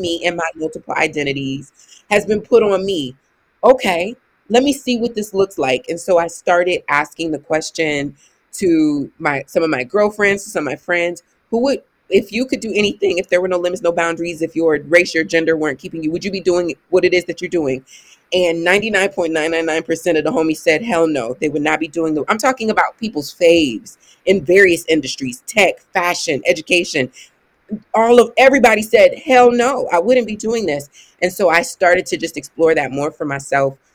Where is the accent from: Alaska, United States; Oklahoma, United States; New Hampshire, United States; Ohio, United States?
Ohio, United States; I'm from Ohio